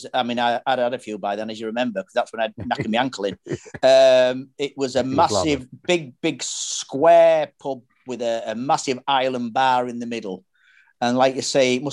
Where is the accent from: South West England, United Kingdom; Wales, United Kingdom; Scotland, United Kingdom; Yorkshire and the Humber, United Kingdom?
Yorkshire and the Humber, United Kingdom; I'm a Yorkshire lad